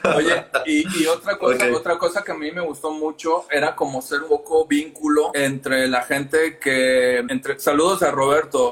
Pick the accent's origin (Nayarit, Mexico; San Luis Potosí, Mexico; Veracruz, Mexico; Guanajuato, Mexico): Veracruz, Mexico; moved away as an adult; now in Mexico City, Mexico; ambos somos de Veracruz